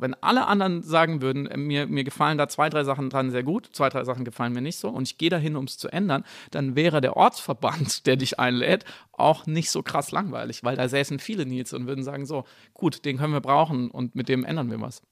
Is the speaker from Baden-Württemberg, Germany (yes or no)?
yes; Black Forest, Baden-Württemberg, Germany; moved away as an adult; also born or lived in Munich; wo ich aufgewachsen bin im Schwarzwald